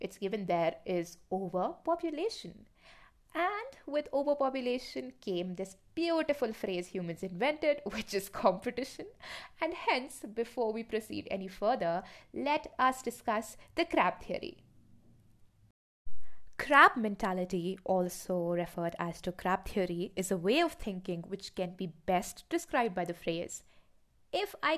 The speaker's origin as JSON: {"language": "English", "town": "Shimla", "region": "Himachal Pradesh", "country": "India", "tie": "born or raised there", "said": "Growing up in Shimla, I understood one thing for sure about our education system"}